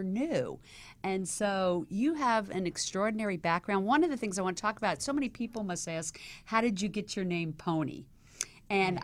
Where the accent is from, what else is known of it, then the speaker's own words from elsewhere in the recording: the South, United States; moved away; I came from the South